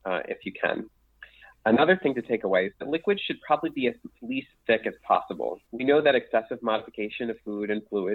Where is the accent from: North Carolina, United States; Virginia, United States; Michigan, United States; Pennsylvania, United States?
Pennsylvania, United States; Philadelphia; accent: Philadelphia; my Philadelphia accent.